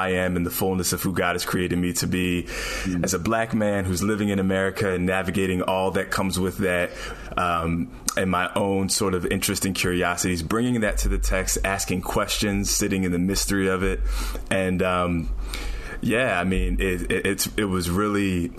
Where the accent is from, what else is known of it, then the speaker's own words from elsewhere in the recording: down by Philadelphia, New Jersey, United States; moved away; also born or lived in New York City; I grew up in Jersey on the down by Philly.